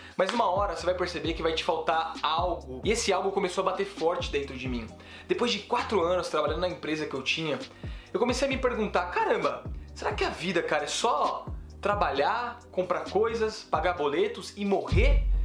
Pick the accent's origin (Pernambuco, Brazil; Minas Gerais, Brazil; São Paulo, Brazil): São Paulo, Brazil; vim da periferia de São Paulo